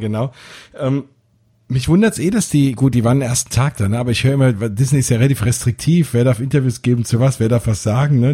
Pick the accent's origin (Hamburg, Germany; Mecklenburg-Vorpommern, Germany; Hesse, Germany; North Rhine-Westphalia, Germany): Hesse, Germany; Frankfurt; da fühle ich mich noch heimischer als äh, Frankfurter